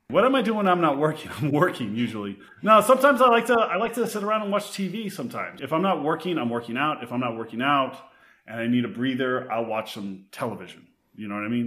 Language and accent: English; Texas, United States; now in West Hollywood, United States; I grew up in Texas, but home for me is West Hollywood.